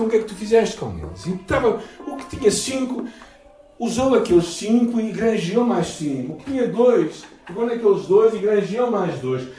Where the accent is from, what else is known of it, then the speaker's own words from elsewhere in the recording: Portugal; Eu sou português